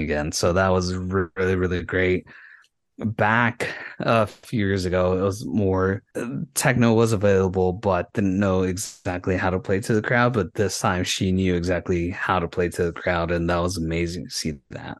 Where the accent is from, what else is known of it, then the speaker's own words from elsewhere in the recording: Yuma, Arizona, United States; my hometown, from Yuma